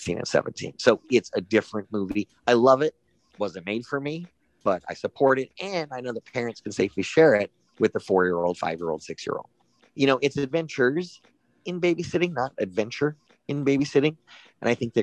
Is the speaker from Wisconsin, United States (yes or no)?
no; Malibu, California, United States; I grew up in Malibu